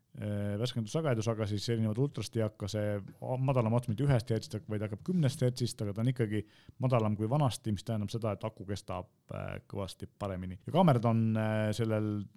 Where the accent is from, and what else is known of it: Estonia